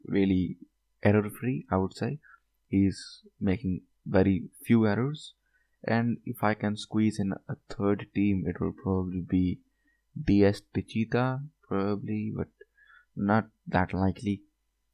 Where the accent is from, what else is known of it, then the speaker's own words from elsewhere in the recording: India; Being an Indian